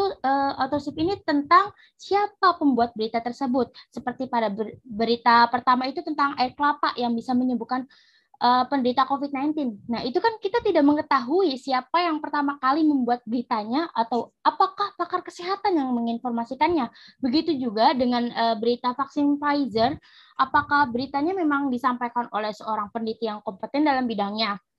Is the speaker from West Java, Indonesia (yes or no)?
yes; Indramayu, West Java, Indonesia; asal gue dari Indramayu dan gue uh, sekarang uh, menjadi mahasiswa Universitas Pajajaran.